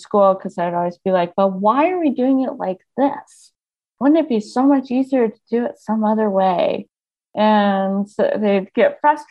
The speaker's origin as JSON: {"language": "English", "town": "Colorado Springs", "region": "Colorado", "country": "United States", "tie": "born or raised there", "also_born_or_lived": "Littleton, Colorado", "said": "Yeah, so I grew up in Colorado Springs, which is obviously just an hour south, basically, of here"}